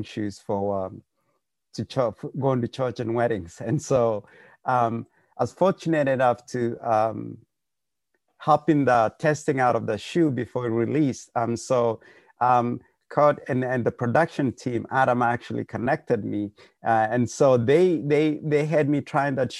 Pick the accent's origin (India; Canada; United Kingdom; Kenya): Kenya; now in South Dakota, United States; we're all from Kenya